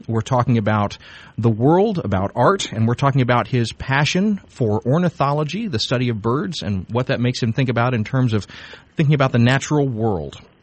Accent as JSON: {"language": "English", "region": "South Georgia", "country": "United States", "tie": "born or raised there", "moved": "yes", "lives_now": "Chicago, United States", "said": "This was in South Georgia"}